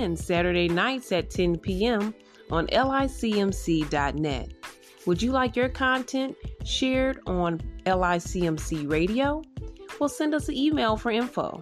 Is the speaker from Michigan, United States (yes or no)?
yes; Detroit, Michigan, United States; I'm from Michigan as well, Detroit